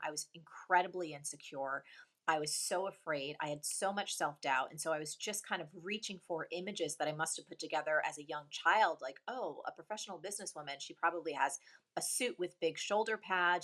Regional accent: New Jersey, United States; also born or lived in New York; a weird, quirky Jersey girl

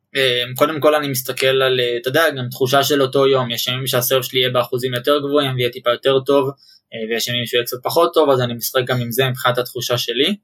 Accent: Ra'anana, Central District, Israel; also born or lived in Ramat HaSharon; גדלתי ברעננה

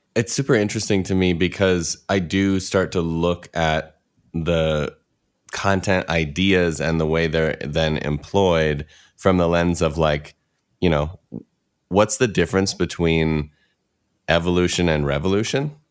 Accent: Midwest, United States; I grew up in the Midwest

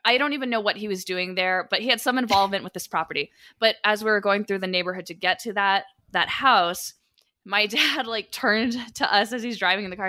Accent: Sacramento, California, United States; I am from Sacramento originally

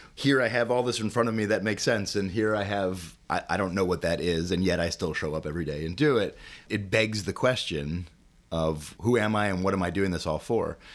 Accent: Chicago, Illinois, United States; I'm a uh, born and bred Chicagoan. Um, grew up here my uh, my whole life

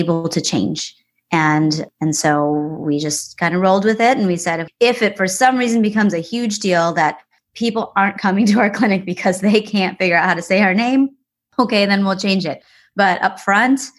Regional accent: Wisconsin, United States; now in Charlotte, United States; we moved here and it's a great city. You know, I'm from Wisconsin.

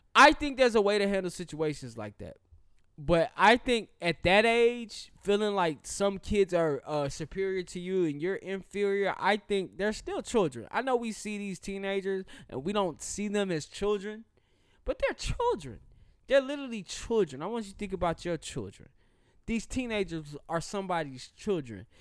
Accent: the South, United States; I'm a Southerner

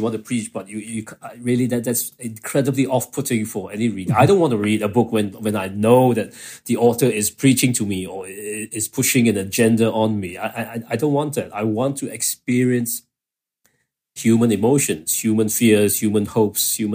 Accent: Kuala Lumpur, Malaysia; I was growing up in Kuala Lumpur

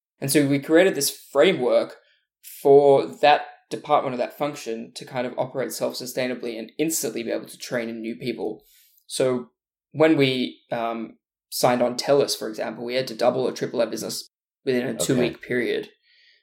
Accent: Australia; moved away as an adult; also born or lived in Burleigh Heads; now in Los Angeles, United States; I'm from Australia, in case you can't hear with the accent, but normally live in Los Angeles

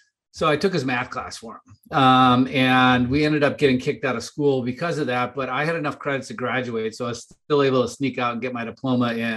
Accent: Wisconsin, United States; also born or lived in Mount Prospect, Illinois; I was actually born in Chicago in Mount Prospect, Illinois. Mm-hmm. But my parents moved me up there to Wisconsin when I was one

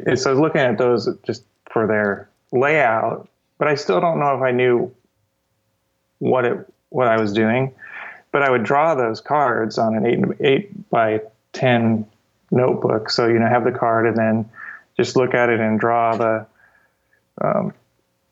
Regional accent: Cedar Rapids, Iowa, United States; I grew up in Iowa, and Cedar Rapids, Iowa

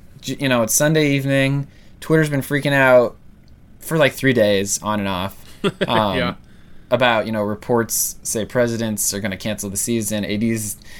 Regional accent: Omaha, Nebraska, United States; growing up in Millard Public Schools

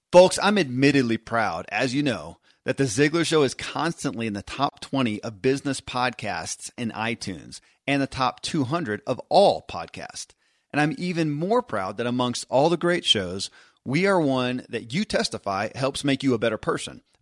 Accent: Kentucky, United States; I grew up in Kentucky where horse racing and bourbon are famous

